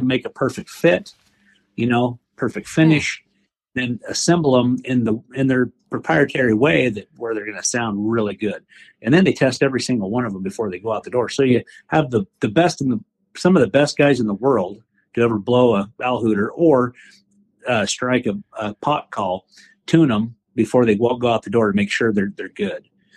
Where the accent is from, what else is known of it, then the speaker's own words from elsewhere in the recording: the West, United States; I'm from the West